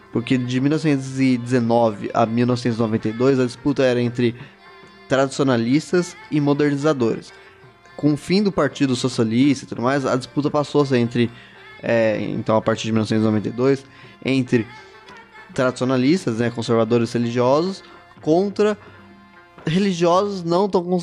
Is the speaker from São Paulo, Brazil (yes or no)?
yes; São Paulo, Brazil; seria. É, paulistano. Perdiz. É